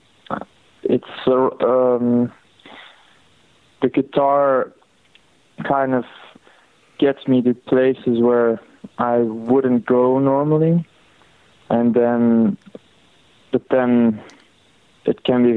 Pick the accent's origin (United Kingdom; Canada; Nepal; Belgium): Belgium; I grew up in Belgium.